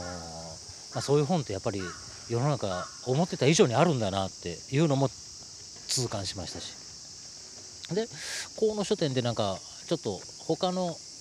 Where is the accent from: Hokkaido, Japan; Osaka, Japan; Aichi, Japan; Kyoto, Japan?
Osaka, Japan; 大阪のね、えー、えー、と梅田っていう繁華街のすぐ近所で、えー、と生まれ育ってるんですよね